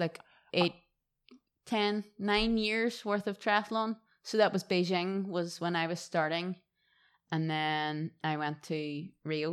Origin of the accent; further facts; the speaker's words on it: Derry, Northern Ireland, United Kingdom; accent: Irish; moved away as an adult; now in Gold Coast, Australia; my hometown in Derry